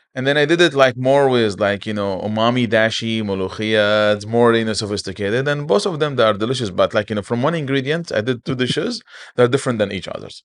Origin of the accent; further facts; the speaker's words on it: Aleppo, Aleppo Governorate, Syria; moved away as an adult; also born or lived in Kuwait; now in Dubai, United Arab Emirates; I'm from Aleppo